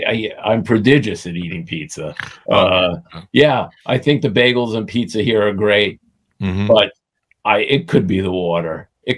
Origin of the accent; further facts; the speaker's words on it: New York City, New York, United States; I grew up in the Coney Island section of Brooklyn.